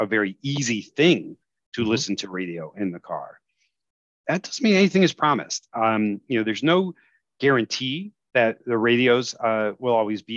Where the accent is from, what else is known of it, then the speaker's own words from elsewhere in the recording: the Chicago suburbs, Illinois, United States; now in New Jersey, United States; I grew up in the Chicago suburbs